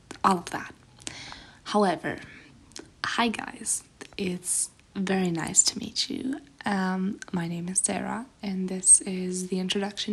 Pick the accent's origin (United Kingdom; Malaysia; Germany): Germany; English is a second language; I'm from Germany